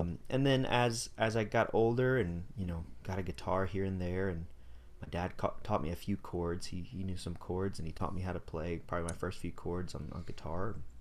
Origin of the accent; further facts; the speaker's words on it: Greenville, North Carolina, United States; I grew up in Greenville, North Carolina.